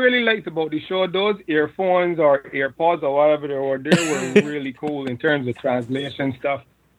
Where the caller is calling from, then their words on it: Barbados; I'm calling from Barbados.